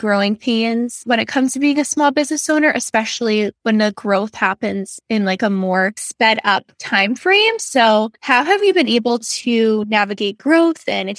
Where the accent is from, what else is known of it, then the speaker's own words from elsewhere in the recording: Long Island, New York, United States; I am 24. I'm from Long Island, New York.